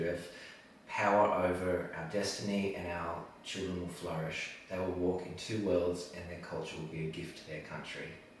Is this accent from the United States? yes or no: no; Australia; I was born in Australia and I've grown up here